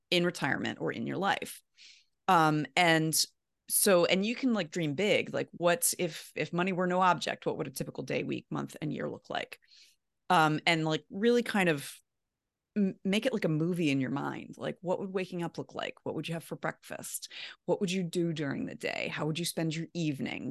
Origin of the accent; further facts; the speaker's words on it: Baltimore, Maryland, United States; moved away as an adult; also born or lived in Midwest / Columbus, Ohio; I'm from Baltimore originally